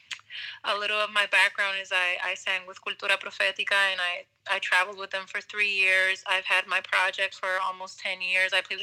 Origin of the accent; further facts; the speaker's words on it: Caguas, Puerto Rico; moved away as an adult; I grew up in Caguas